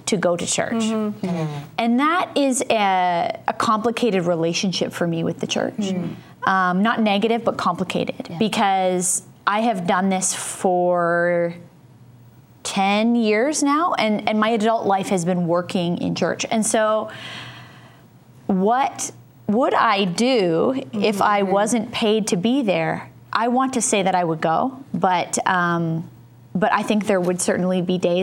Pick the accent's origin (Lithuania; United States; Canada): Canada; as a Canadian